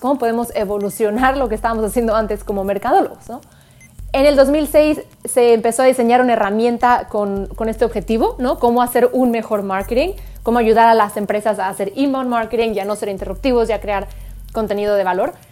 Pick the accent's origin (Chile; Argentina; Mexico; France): Mexico; como decimos en México